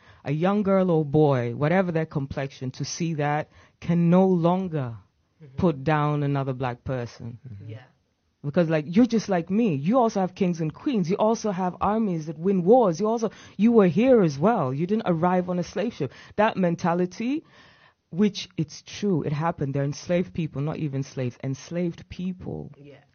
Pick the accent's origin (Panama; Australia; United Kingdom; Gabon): United Kingdom; England; moved away as an adult; also born or lived in Uganda / Kenya; now in Amsterdam, Netherlands; growing up in England